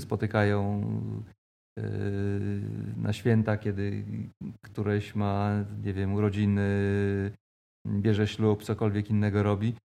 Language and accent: Polish; Koszalin, West Pomeranian Voivodeship, Poland; moved away as an adult; now in Toruń, Poland; urodziłem się w Koszalinie